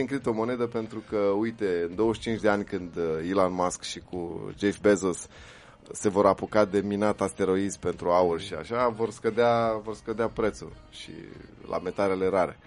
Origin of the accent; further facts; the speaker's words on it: Romania; inclusiv pentru noi ca români